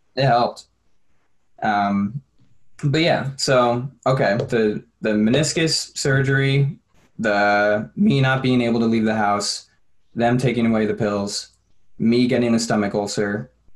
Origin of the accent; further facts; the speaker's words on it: New York, United States; moved away as an adult; I'm from New York